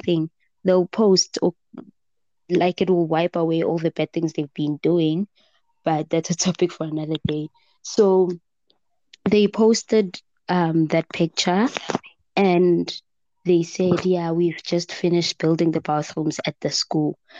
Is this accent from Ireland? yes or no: no; Gauteng, South Africa; I'm from Gauteng